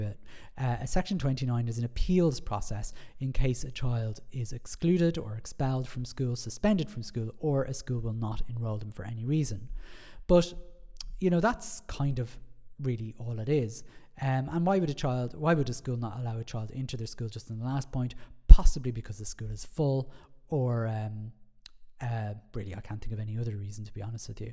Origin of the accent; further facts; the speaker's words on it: Ireland; Being Irish